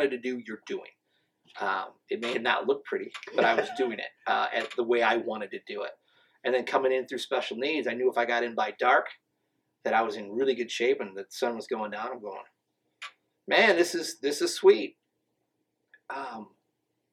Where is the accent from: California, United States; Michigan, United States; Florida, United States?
Michigan, United States; Flint; I'm from Flint